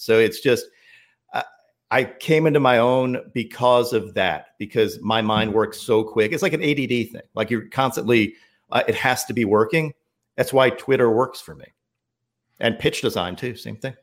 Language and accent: English; New York, United States; moved away; also born or lived in Chapel Hill, North Carolina; I grew up in New York. Like I had to teach myself a Southern accent too